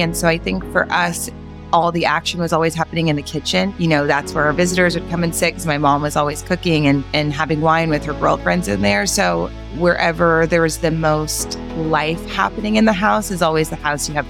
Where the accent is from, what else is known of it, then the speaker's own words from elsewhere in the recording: New Orleans, Louisiana, United States; In New Orleans. I actually feel like because I grew up, I feel like New Orleans is such a huge part of my personality and identity.